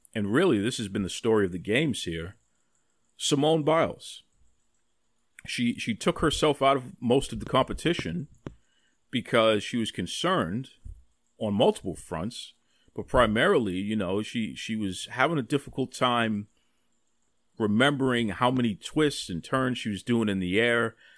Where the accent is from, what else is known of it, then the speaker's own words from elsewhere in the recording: Boston, Massachusetts, United States; growing up in Mattapan, the neighborhood of Mattapan, over ninety percent black here